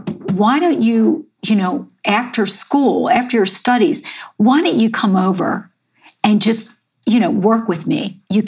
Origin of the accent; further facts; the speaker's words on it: United States; also born or lived in New York; oh, you're from America, in English, with an American accent.